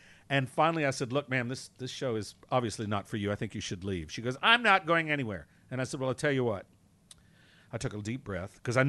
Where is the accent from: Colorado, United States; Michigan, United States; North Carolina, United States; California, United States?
North Carolina, United States; now in New York City, United States; that's where I'm from.